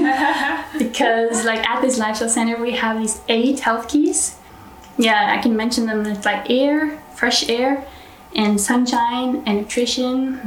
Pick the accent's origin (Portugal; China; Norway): Norway; I'm from Norway